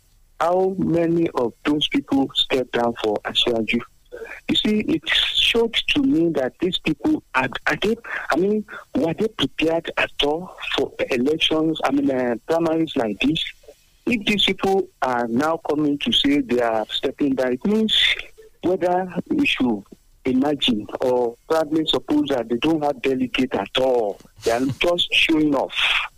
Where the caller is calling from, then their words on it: Abeokuta, Ogun State, Nigeria; from Abeokuta.